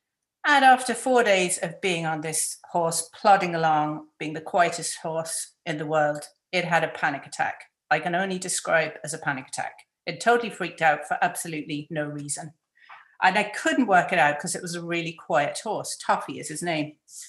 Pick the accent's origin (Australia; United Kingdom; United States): United Kingdom; London; even though I was born in London.